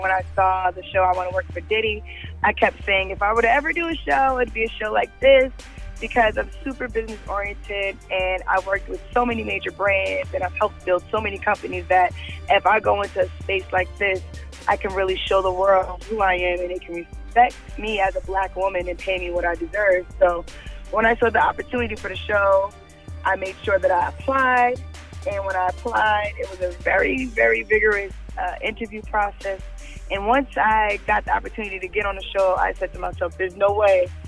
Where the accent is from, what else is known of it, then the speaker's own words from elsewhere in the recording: New York City, New York, United States; growing up in New York City